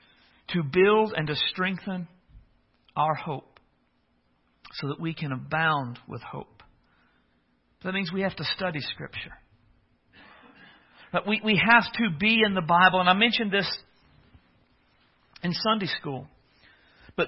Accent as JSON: {"language": "English", "country": "United States", "tie": "born or raised there", "said": "I come from a small town. I've joked before, but I come from Pickett Center"}